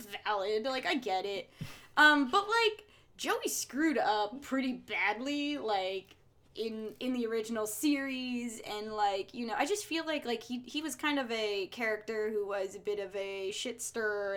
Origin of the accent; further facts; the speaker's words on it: New Jersey, United States; accent: Jersey; I don't have, like, a thick Jersey accent, but, like, I feel like if you hear me, you know I'm from Jersey